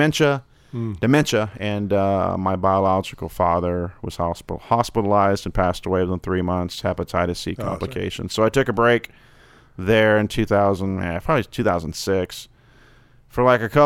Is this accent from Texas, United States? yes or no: yes; Deer Park, Texas, United States; also born or lived in Pasadena, Texas / Friendswood, Texas / Manvel, Texas; I was born in Texas, grew up in Deer Park, Pasadena, went to high school in Friendswood, Texas.